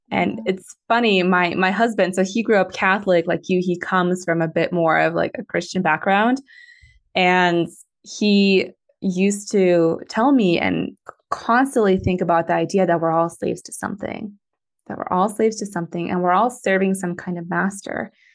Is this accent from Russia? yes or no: yes; Moscow, Russia; born there; I was born in Moscow, Russia. And my Russian's not good enough for me to read the Russian Bible completely and like understand it